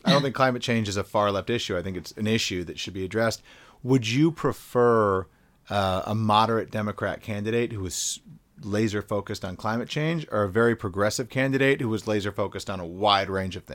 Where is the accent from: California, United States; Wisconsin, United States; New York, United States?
Wisconsin, United States; I grew up in Wisconsin, so who knows?